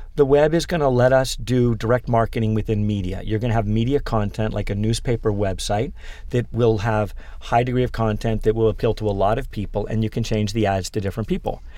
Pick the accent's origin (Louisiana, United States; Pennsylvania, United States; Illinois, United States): Pennsylvania, United States; born or raised there; also born or lived in Manhattan, New York; now in New York, United States